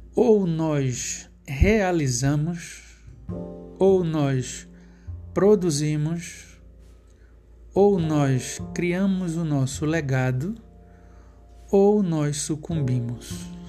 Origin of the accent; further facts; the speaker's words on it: Pernambuco, Brazil; o estado de Pernambuco, que é onde eu nasci